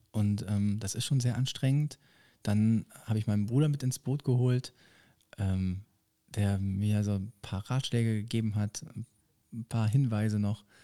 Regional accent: Düsseldorf, North Rhine-Westphalia, Germany; ich sage auch vorher, dass ich jetzt über meine Heimatstadt singe. Ähm, ich komme nicht von so weit weg, sondern nur aus Düsseldorf, aber ähm, auch die Zahlen, die wundervollste Stadt am Rhein.

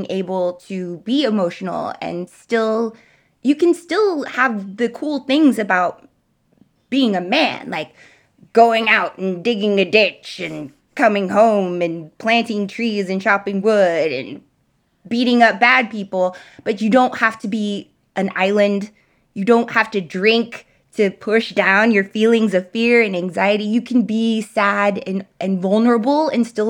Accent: Dallas, Texas, United States; born or raised there

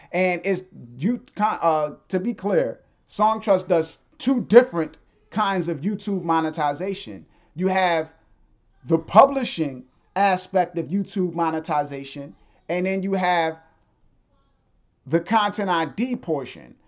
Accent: New York, United States; moved away; I grew up in New York

